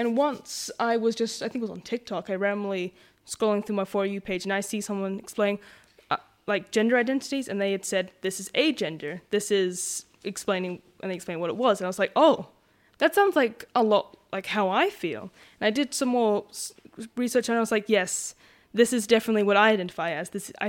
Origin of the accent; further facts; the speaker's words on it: Western Australia, Australia; I know that me and Mum are Noongar, and we're from Whadjuk and Belladong, aren't we, Mum?